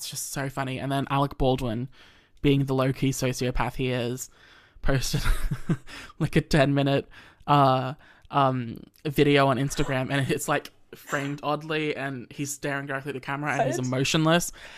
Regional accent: Australia; I'm an Australian

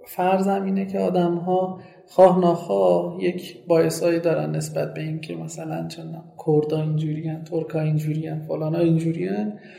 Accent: Sanandaj, Kurdistan, Iran; first language Kurdish; Persian is a second language; now in Tehran, Iran; من زبون اصلیم و زبون مادریم کردیه و تو چند سال اخیر خیلی کم رفتم به قولی سنندج

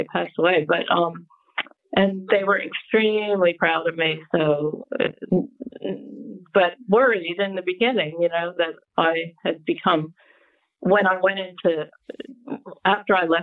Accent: Connecticut, United States; moved away as an adult; also born or lived in Rhode Island / New York City / Sydney / Los Angeles; grew up outside of, in Connecticut, believe it or not, which I was 45 minutes outside of New York City

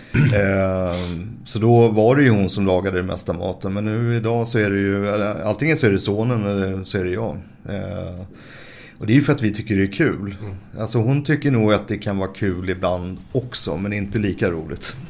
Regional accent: Stockholm, Stockholm County, Sweden; also born or lived in Stureby; uppvuxen till en början på Söder och sen så flyttade vi till Stureby som ligger efter Globen ungefär

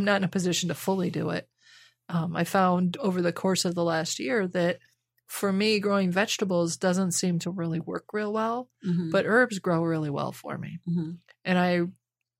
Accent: Midwest, United States; moved away; growing up in the Midwest, though, I mean, my parents had almost a half acre in town

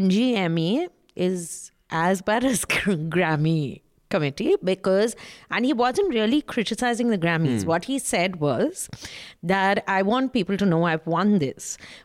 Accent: Kolkata, West Bengal, India; Anyway, I'm simple from Calcutta.

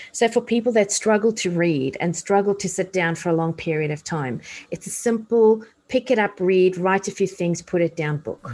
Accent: South Africa; moved away; I grew up in apartheid South Africa

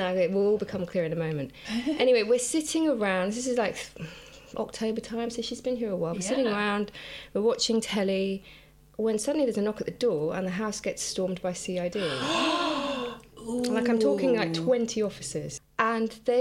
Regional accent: Jersey; when I was a kid, I grew up in Jersey

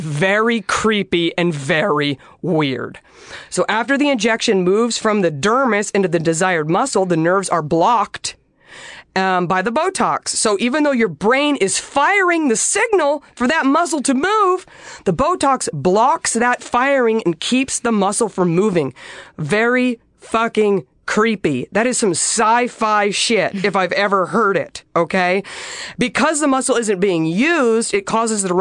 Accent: Dallas, Texas, United States; now in Los Angeles, United States; I'm from Dallas. I grew up in Dallas in the 90s

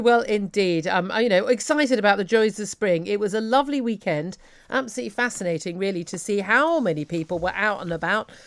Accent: United Kingdom; we're British

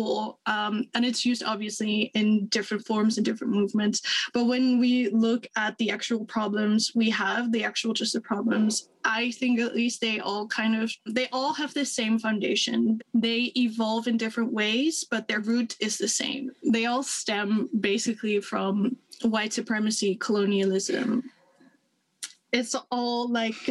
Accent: Netherlands; I'm from the Netherlands.

